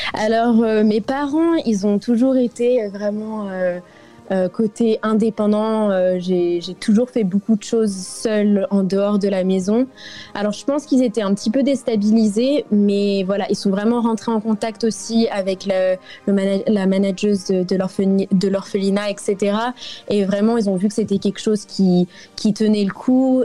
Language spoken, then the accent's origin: French; France; now in South Africa; en tant que Française